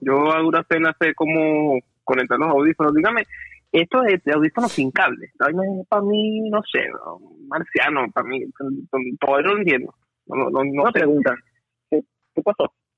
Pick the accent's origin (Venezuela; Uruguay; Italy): Venezuela; now in United States; si nosotros venimos de Venezuela